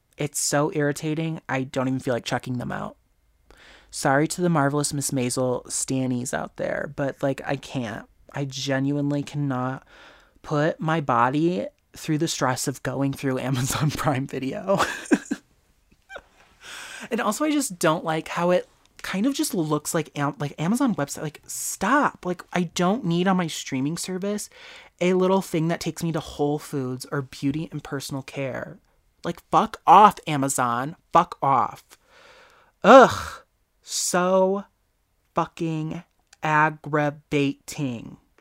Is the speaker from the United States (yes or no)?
yes; United States; Me as an American